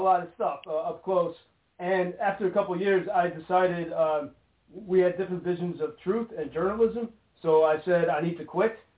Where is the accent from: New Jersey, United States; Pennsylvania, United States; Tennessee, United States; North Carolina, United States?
North Carolina, United States; moved away as an adult; also born or lived in Washington, D.C.; now in Lviv, Ukraine; I grew up in North Carolina